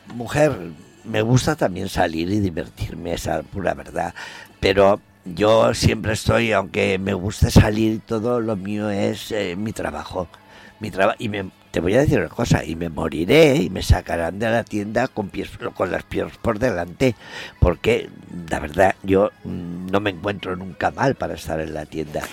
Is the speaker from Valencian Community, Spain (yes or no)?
yes; Valencia, Valencian Community, Spain; Valencia, porque es, es mi tierra